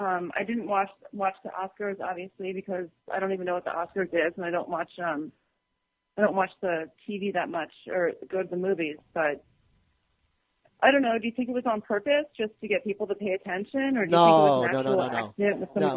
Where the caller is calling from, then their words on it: St. Petersburg, Florida, United States; hashtag pink weather, and I am calling from St. Pete, Florida.